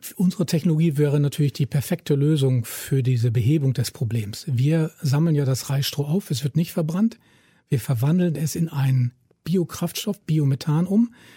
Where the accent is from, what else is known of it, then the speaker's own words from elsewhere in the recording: Germany; ich als Deutscher